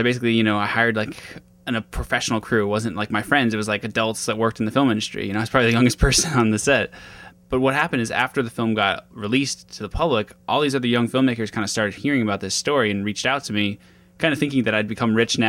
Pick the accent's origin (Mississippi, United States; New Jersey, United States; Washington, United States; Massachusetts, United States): Washington, United States; Seattle; I'm 26 years old right now, and I grew up in Seattle